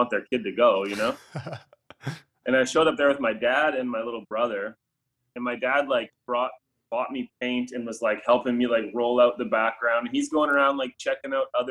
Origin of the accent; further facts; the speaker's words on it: Calgary, Alberta, Canada; my hometown put a $5,000 fine on graffiti, like a minimum fine